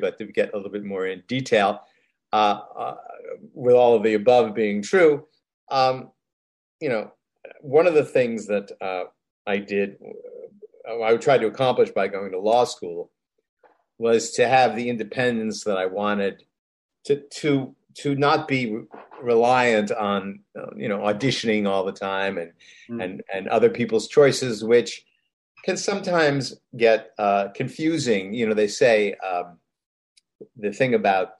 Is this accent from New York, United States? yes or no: yes; Rochester, New York, United States; being a American guy from Rochester, New York